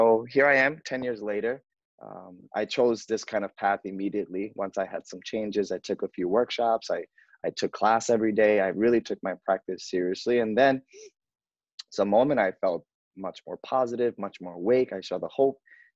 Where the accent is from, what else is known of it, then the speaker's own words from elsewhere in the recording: New York City, New York, United States; I grew up in New York, Bronx, New York